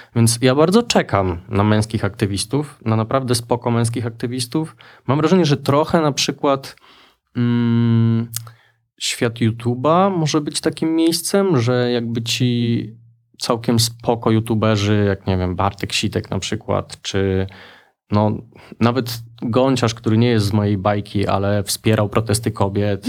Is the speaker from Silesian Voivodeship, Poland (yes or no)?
no; Lublin, Lublin Voivodeship, Poland; Ja właściwie wychowałem się trochę na lubelskich stadionach i halach